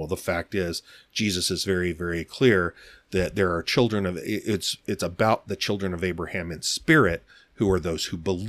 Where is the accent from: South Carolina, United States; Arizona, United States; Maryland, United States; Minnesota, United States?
Arizona, United States; And again, I grew up out here in Arizona, but my whole family is from the Southeast.